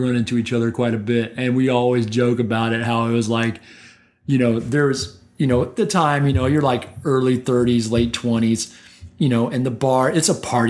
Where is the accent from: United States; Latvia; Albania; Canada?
United States; Central Illinois; moved away; I grew up in Central Illinois.